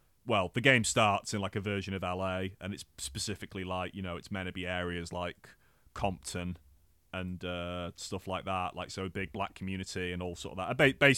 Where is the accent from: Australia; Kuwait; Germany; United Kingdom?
United Kingdom; because playing that game as like a British white kid, not knowing that the game was actually made by British people